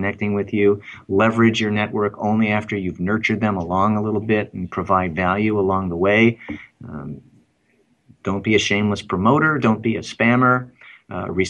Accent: Chicago, Illinois, United States; I am from Chicago

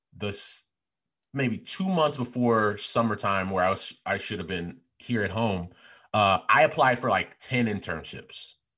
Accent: Chicago, Illinois, United States; I was the guy from Chicago talking all loud

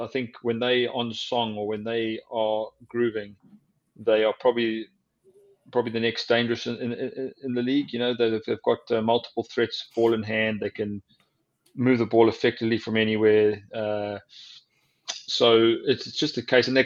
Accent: Durban, KwaZulu-Natal, South Africa; moved away as an adult; now in New England, United States; when I was in the Sharks and a schoolboy growing up in Durban

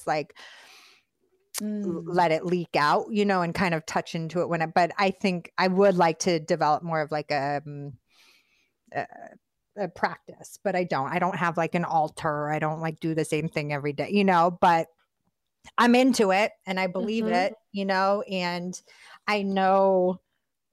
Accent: Boston, Massachusetts, United States; moved away; also born or lived in Philadelphia, Pennsylvania; I'm from Boston, my dad's from the Bronx, my mom's from Detroit, I was raised in West Philly and Boston

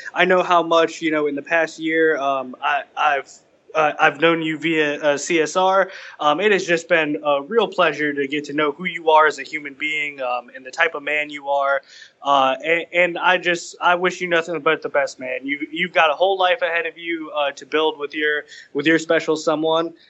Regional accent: New England, United States; now in Washington D.C., United States; I'm from the New England area originally, uh, but I live and work in D.C.

